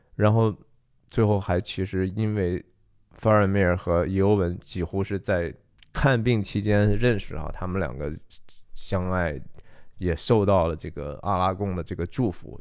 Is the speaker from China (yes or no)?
yes; China; 我们中国人说不要驳了人的面子哈